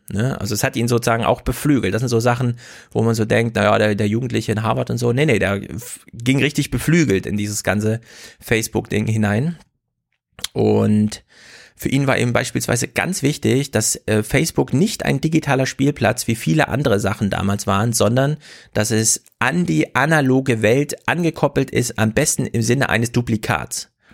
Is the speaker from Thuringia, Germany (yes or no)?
yes; Jena, Thuringia, Germany; In Jena, meiner Heimatstadt